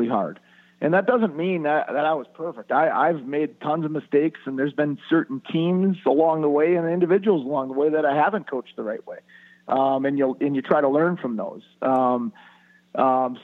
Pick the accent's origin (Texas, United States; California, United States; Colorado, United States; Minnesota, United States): Minnesota, United States; born or raised there